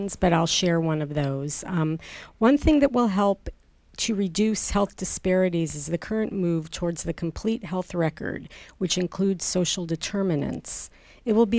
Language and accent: English; Midwest, United States; I'm a Midwesterner too